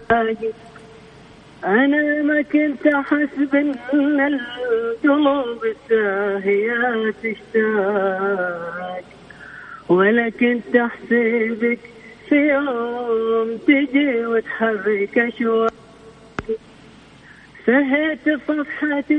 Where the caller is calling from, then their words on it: Jeddah, Makkah Province, Saudi Arabia; من جدة والله